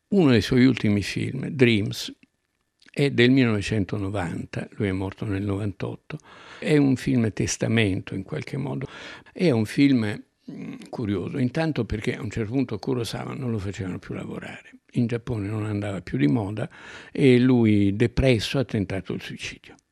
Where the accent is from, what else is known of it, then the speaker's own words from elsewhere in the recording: Umbria, Italy; al mio paese in Umbria quando ero piccolo